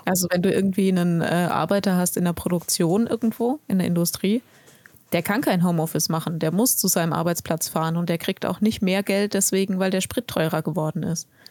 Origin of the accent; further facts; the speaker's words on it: Germany; bei uns in Deutschland